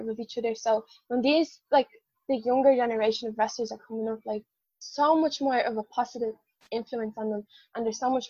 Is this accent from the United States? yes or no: no; Ireland; I'm Irish, I'm the Irish unicorn